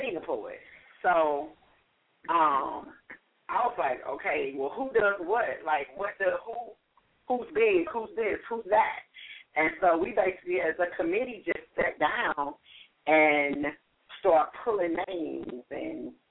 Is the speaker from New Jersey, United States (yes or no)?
no; St. Louis, Missouri, United States; now in Miami, United States; in St. Louis, Missouri, which is my hometown.